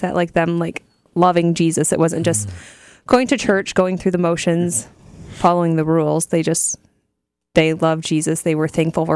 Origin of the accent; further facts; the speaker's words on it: New Riegel, Ohio, United States; I grew up in Little New Regal, Ohio